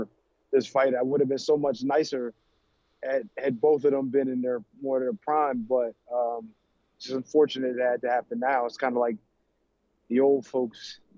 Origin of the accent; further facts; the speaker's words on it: United States; I'm a guy from the States